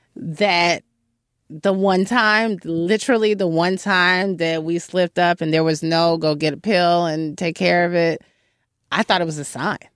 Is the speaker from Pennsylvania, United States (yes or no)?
no; Chicago, Illinois, United States; moved away as an adult; now in New York City, United States; I'm from Chicago, I'm from a neighborhood called Hyde Park